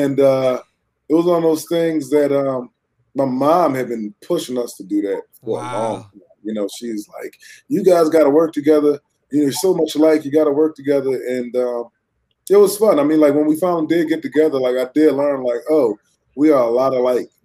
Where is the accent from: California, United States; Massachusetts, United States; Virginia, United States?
Virginia, United States; Fairfax; also born or lived in Philadelphia; I grew up in Virginia, Fairfax, Virginia